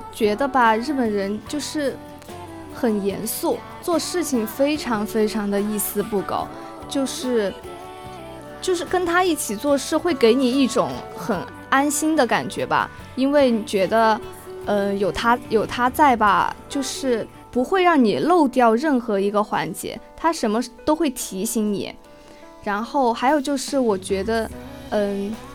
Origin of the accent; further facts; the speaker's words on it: Sichuan, China; moved away; 因为我来自四川嘛